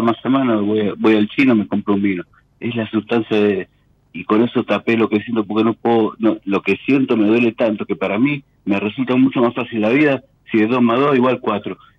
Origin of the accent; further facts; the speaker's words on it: Tigre, Buenos Aires Province, Argentina; De Tigre.